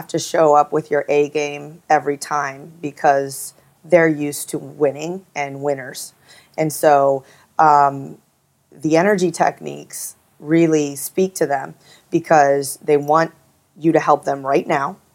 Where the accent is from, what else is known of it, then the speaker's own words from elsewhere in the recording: Midwest, United States; I grew up in the Midwest